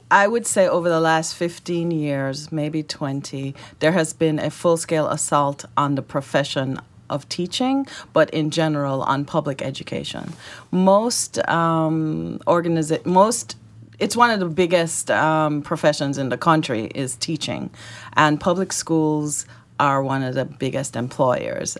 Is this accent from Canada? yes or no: no; Jamaica; accent: Jamaican; also born or lived in Florida / Georgia; now in Arkansas, United States; My accent is Jamaican. I migrated here with my family